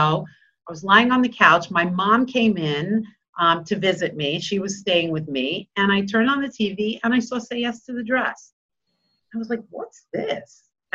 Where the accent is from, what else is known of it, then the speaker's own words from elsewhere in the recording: Bellmore, New York, United States; I grew up in Belmore, went to Kennedy